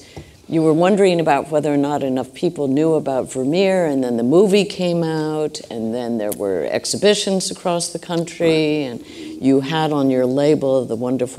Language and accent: English; Ireland; If the Irish can do something, and of course I'm Irish, so, you know, but we're still good friends